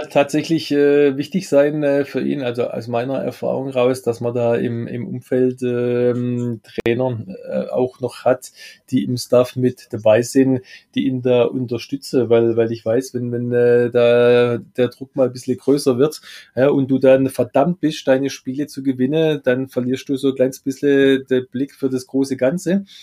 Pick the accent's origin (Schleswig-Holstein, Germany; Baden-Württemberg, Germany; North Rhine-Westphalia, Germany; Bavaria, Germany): Baden-Württemberg, Germany; Gottes schönste Gabe ist der Schwabe